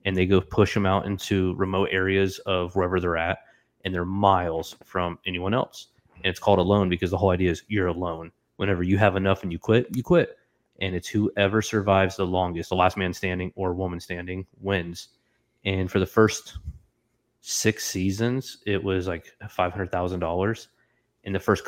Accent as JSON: {"language": "English", "region": "Florida", "country": "United States", "tie": "born or raised there", "moved": "as an adult", "said": "my entire time growing up in Florida, so for 21 years"}